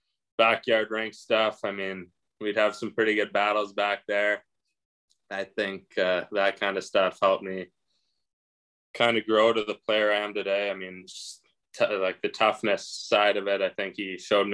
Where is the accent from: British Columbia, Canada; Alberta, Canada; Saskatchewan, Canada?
Saskatchewan, Canada; Regina; growing up in Regina